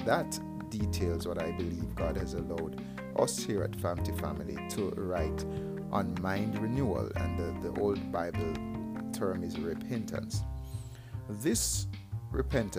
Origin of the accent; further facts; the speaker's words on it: Jamaica; I am from Jamaica